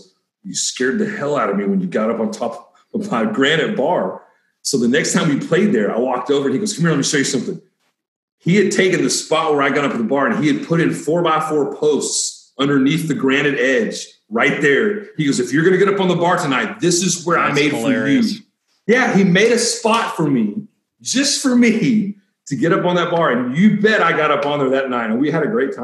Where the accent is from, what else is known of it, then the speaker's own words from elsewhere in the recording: Fort Worth, Texas, United States; also born or lived in Abilene, Texas; I was born in Abilene, Texas. I was raised in Fort Worth in Cowtown